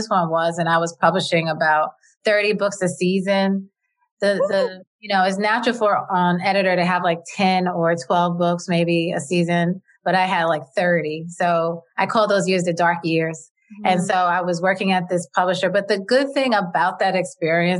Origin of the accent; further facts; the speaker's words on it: New York, United States; I'm from New York and I was brought up in a working class family.